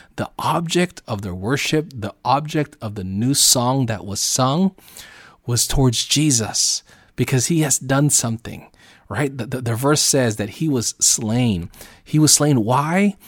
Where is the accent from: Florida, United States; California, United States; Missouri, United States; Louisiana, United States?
California, United States; Southern; also born or lived in Oceanside; living out here in America and where I'm from, Southern California